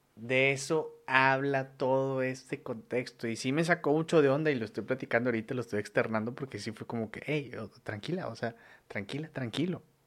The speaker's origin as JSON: {"language": "Spanish", "country": "Mexico", "said": "soy mexicano, güey, o sea, soy mexicano"}